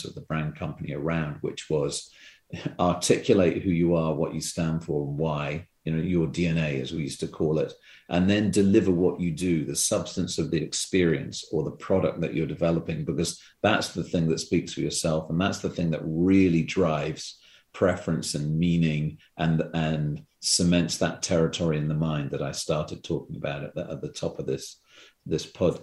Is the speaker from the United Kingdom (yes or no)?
yes; United Kingdom; moved away as an adult; also born or lived in London / Singapore / Hong Kong; now in Vancouver, Canada; when I moved from Ogilvy, London, I went to Singapore, and I ended up is never going back to Britain